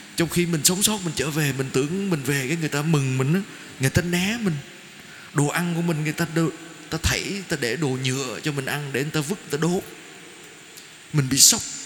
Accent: Vietnam; con đến từ Việt Nam

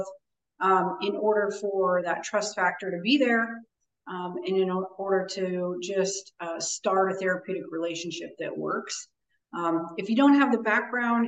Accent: Midwest, United States; moved away as an adult; now in Florida, United States; I grew up in the Midwest, and that's where I'm from, before I relocated to Florida

